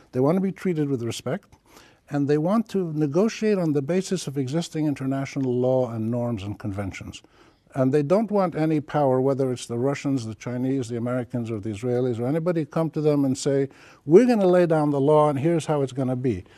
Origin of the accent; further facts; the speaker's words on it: Palestine; also born or lived in Jordan; now in Lebanon; Palestine is my home country. I'm Palestinian, Jordanian, but I live in Lebanon